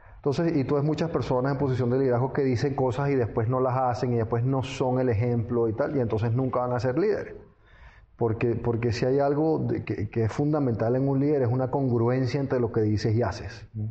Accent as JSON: {"language": "Spanish", "country": "Venezuela", "tie": "born or raised there", "also_born_or_lived": "London, England / France / United States", "moved": "as an adult", "said": "yo nací en Londres, Inglaterra. pero mis padres eran venezolanos y yo al final me crié en Venezuela en general."}